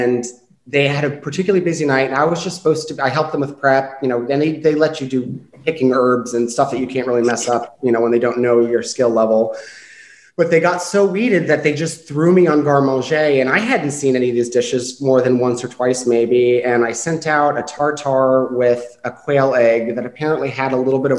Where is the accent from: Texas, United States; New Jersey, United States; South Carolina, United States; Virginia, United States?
Virginia, United States; Woodbridge; also born or lived in Boston, Massachusetts; now in Richmond, United States; I'm from Virginia, born and raised up in Woodbridge.